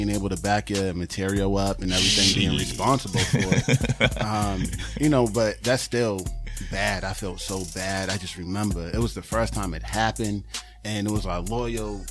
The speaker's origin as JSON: {"language": "English", "town": "Boston", "region": "Massachusetts", "country": "United States", "said": "I'm from Roxbury"}